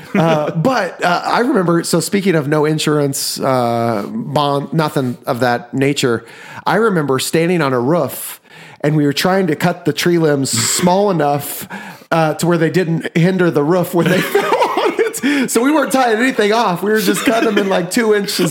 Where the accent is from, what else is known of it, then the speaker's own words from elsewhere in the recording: Osawatomie, Kansas, United States; we grew up in Osawatomie, Kansas